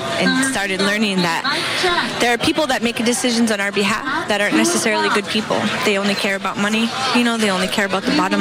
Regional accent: Fort Berthold Reservation, North Dakota, United States; moved away; grew up in North Dakota, grew up on the Fort Berthold Reservation

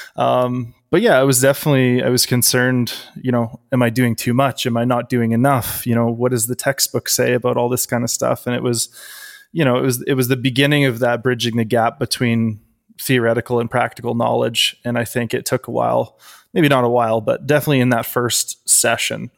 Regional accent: Canada; I am a Canadian powerlifter and powerlifting coach.

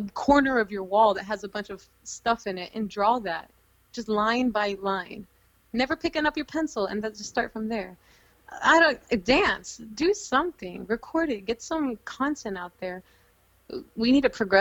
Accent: Houston, Texas, United States; now in New York City, United States; I'm from Houston

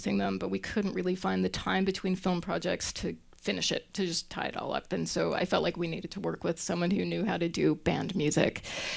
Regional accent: Winnipeg, Manitoba, Canada; also born or lived in Toronto; now in Louisville, United States; I'm from Winnipeg, Manitoba. You might have heard my oat. I said oat.

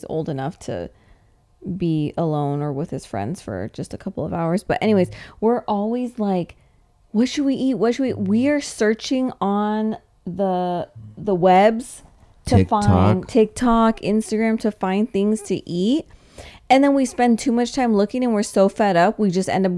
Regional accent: Thousand Oaks, California, United States; I'm from Thousand Oaks

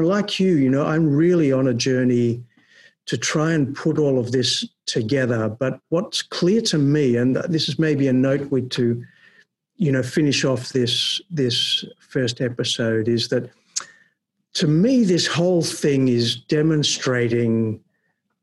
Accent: Melbourne, Victoria, Australia; now in Netherlands; When I grew up in Melbourne in Australia

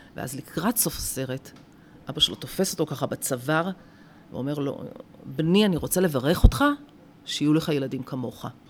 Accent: Rehovot, Central District, Israel; born or raised there

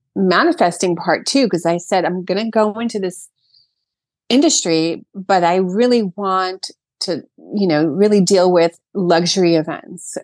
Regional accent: Brooklyn, New York, United States; moved away as an adult; now in Sag Harbor, United States; I, born and raised in Brooklyn

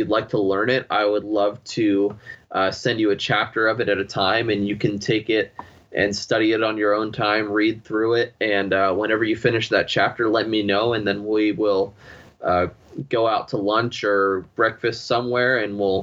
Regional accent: Pennsylvania, United States; moved away; I felt God was calling me back to Pennsylvania, my home state

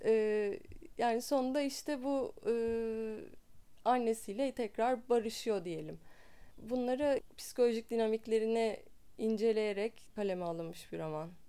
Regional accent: Istanbul, Turkey; İstanbul'da doğdum, İstanbul'da büyüdüm.

